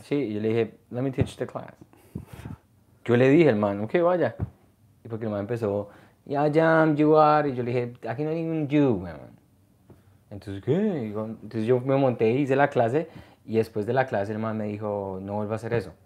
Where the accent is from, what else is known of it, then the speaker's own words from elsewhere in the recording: Colombia; moved away; also born or lived in New York / Canada; yo soy de Colombia